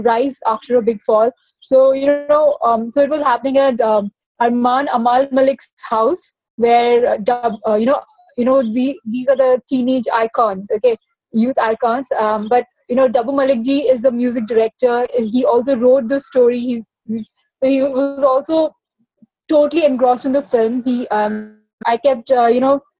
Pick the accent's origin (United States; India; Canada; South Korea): India; Odisha; now in Mumbai, India; I was growing up in Orissa